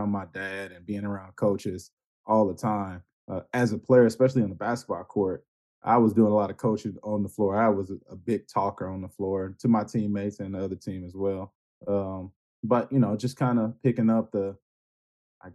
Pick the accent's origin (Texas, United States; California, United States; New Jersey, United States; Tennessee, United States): Texas, United States; Houston; I grew up on the east side of Houston, near North Shore High School.